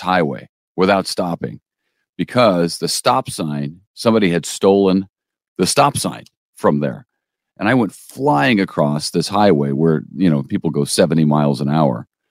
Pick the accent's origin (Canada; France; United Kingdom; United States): United States; Collinsville; moved away; my hometown, Collinsville